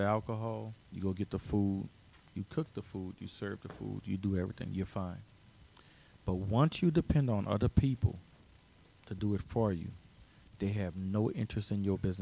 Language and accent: English; New Orleans, Louisiana, United States; moved away as an adult; now in Zachary, United States; a poor black boy growing up in the Lower Ninth Ward in New Orleans